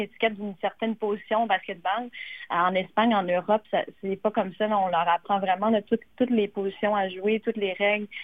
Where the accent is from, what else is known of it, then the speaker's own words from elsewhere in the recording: Gatineau, Quebec, Canada; je suis native de Gatineau, donc euh, je reste dans la région